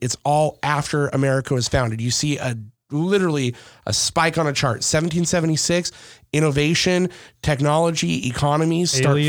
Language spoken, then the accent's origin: English; Southern California, United States; I grew up in Southern California, but I grew up with like black kids, Indian kids, Mexican kids, white kids, Asian kids.